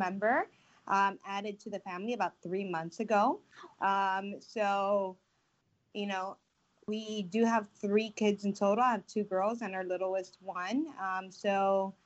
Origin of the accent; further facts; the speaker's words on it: Miami, Florida, United States; now in Tampa, United States; I'm originally from Miami, but I come from a Spanish background. My dad is Cuban and my mom is Puerto Rican